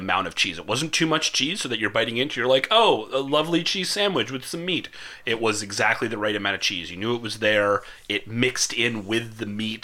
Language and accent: English; Canada; growing up as a Canadian